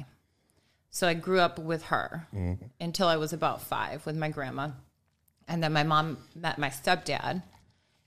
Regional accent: Buffalo, New York, United States; moved away; also born or lived in Olean, New York; I grew up in the suburbs of Buffalo

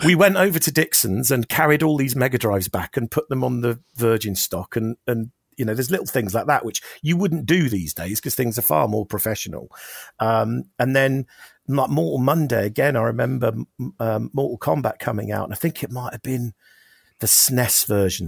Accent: Oxford, South East England, United Kingdom; we're from Oxford

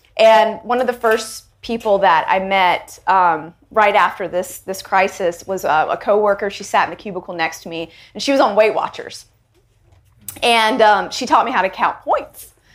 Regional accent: Charlotte, North Carolina, United States; an Indian girl living in the South, living in Charlotte, North Carolina, being one of the only Indian girls in my school

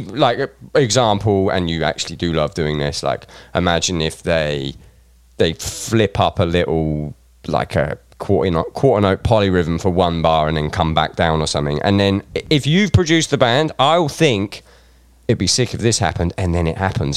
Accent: Reading, South East England, United Kingdom; I'm from Reading

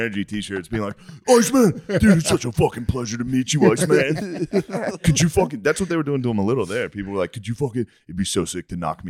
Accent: Harrisburg, Pennsylvania, United States; I grew up in like Harrisburg

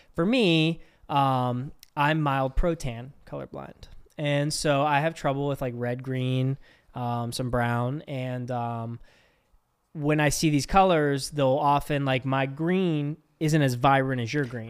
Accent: Pittsburgh, Pennsylvania, United States; accent: Pittsburgh; We're all from Pittsburgh

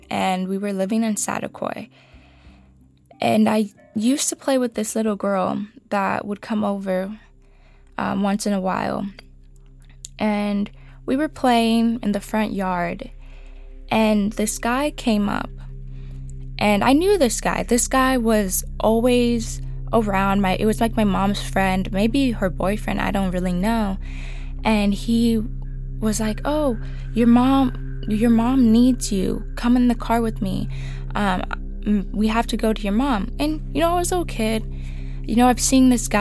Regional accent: Oxnard, California, United States; I was born in Oxnard, California. I do attend a community college out here

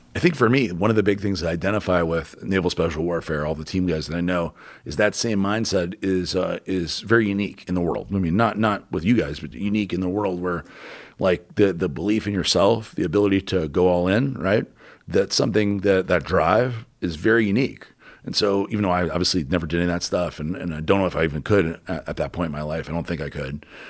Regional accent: New Orleans, Louisiana, United States; moved away as an adult; also born or lived in Houston / Tampa / Boca Raton; where I grew up in New Orleans

